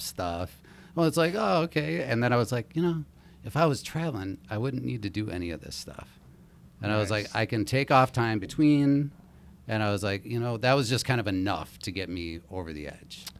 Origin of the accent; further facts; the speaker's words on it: Minneapolis, Minnesota, United States; I grew up in Minneapolis